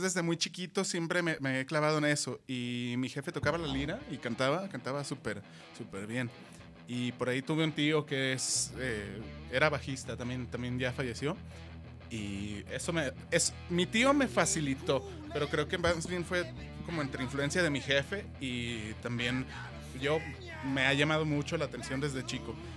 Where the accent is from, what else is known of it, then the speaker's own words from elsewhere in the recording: Guadalajara, Jalisco, Mexico; Yo soy de aquí, de Guadalajara.